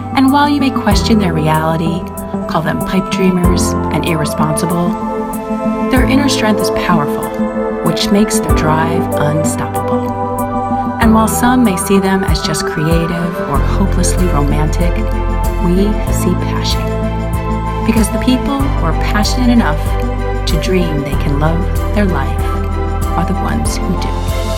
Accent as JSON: {"language": "English", "region": "Hawaii", "country": "United States", "tie": "born or raised there", "also_born_or_lived": "New York", "said": "I lived in Hawaii um, all my life, um, and then I moved to New York in 2004, in 2000 to 2007"}